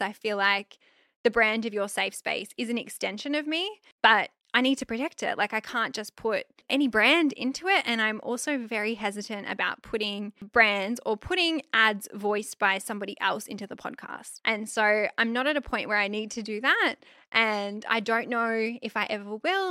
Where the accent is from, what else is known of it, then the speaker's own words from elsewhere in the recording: Australia; I'm Aussie.